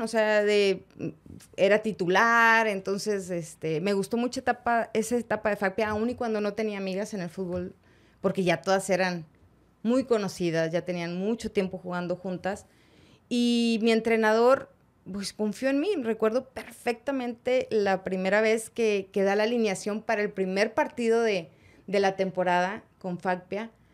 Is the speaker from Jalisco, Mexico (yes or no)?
no; Monterrey, Nuevo León, Mexico; Soy de Monterrey, soy regia, 100%. No nací en la conchita, nací en el IMSS.